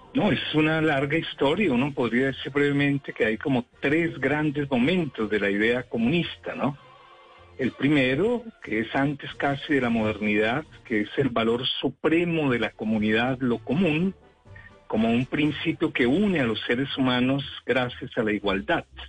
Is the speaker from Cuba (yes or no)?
yes; Cuba